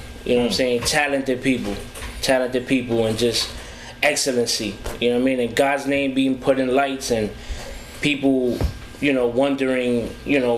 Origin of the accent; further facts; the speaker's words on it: New Jersey, United States; I'm from North Jersey.